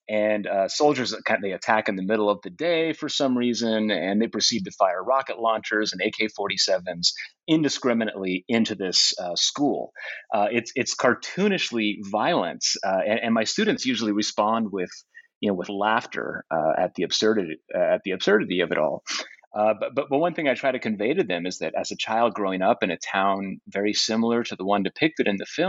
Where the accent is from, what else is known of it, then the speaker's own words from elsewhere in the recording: northern Arizona, United States; also born or lived in Southern California; I'm originally from Southern California, but grew up in a small sort of mountain town in northern Arizona.